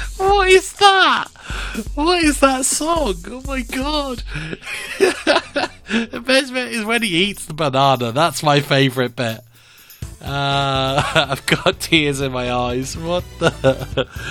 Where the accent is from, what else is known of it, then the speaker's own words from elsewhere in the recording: England, United Kingdom; Or as I'm English, I can also pronounce it Le Mans 24.